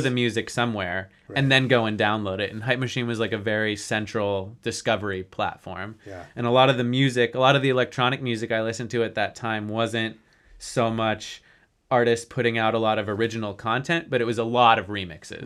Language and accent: English; Denver, Colorado, United States; growing up in Denver